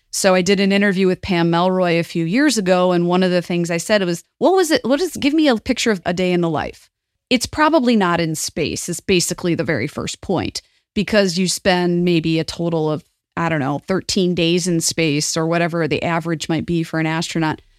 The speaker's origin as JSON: {"language": "English", "region": "southeastern Michigan", "country": "United States", "tie": "born or raised there", "also_born_or_lived": "Toledo, Ohio", "said": "I grew up in southeastern Michigan, which was on the border with Toledo. In fact, I was born in Toledo, Ohio"}